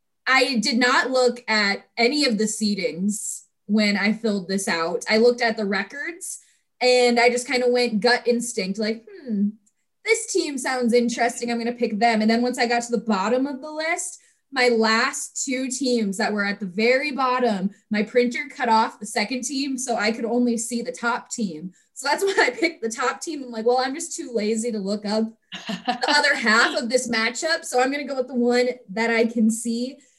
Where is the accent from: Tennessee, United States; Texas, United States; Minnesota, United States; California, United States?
Minnesota, United States; Rochester; from Rochester, Minnesota, my hometown